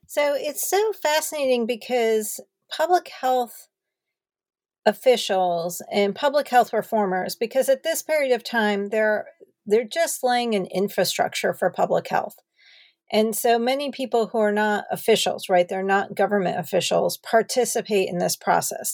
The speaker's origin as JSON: {"language": "English", "region": "New Jersey", "country": "United States", "tie": "born or raised there", "also_born_or_lived": "Madison, Wisconsin / Los Angeles, California", "moved": "as an adult", "said": "I started off growing up in New Jersey"}